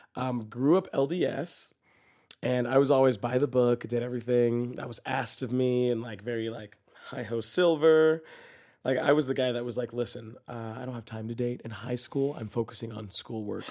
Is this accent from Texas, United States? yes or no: yes; Dallas, Texas, United States; moved away; I'm from Dallas, Texas, right? And I grew up in a pretty conservative Christian home